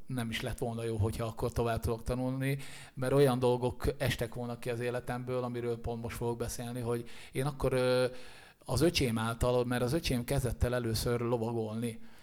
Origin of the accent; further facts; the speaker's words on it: Szirák, Nógrád, Hungary; moved away as an adult; now in Budapest, Hungary; kilométerre lévő kisfaluban nőttem én föl, aminek Sziráka neve, és Észak-Magyarországon található Nógrád megyében